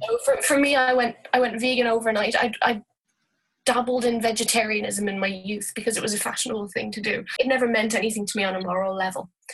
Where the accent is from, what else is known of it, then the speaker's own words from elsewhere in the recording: Dublin, Leinster, Ireland; moved away as an adult; now in Galway, Ireland; i am Irish and I've been living in Ireland all my life. Dublin originally, but I've been living in Galway for about 12 years.